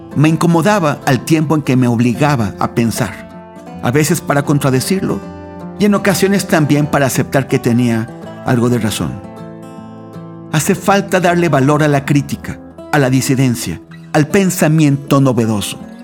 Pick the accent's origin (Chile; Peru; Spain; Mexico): Mexico; en mi país, México